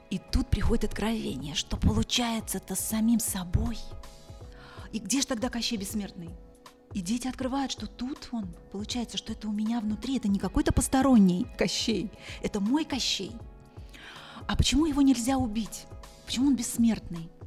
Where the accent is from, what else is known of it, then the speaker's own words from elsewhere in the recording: Zambia; В Замбии, да.